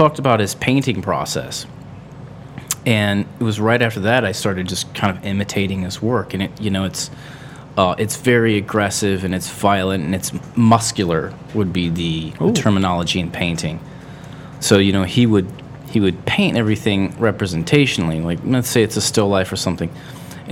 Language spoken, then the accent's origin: English; Akron, Ohio, United States; also born or lived in Wadsworth; I was actually born in the Firestone, raised in like the Firestone Park area. So yeah, I mean, I still consider that Akron.